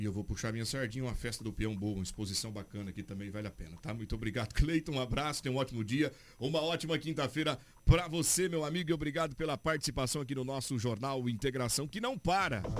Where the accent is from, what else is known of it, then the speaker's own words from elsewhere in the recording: Sinop, Mato Grosso, Brazil; Nós somos de Sinop